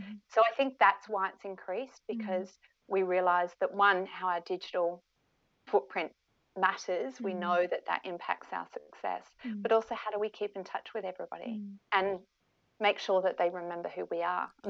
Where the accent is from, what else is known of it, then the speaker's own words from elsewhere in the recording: Perth, Western Australia, Australia; also born or lived in United Kingdom / Melbourne; now in Sydney, Australia; You know, I'm originally from Perth. I lived in the UK for a few years. My parents are British, lived in Melbourne for a few years, and now I'm in Sydney.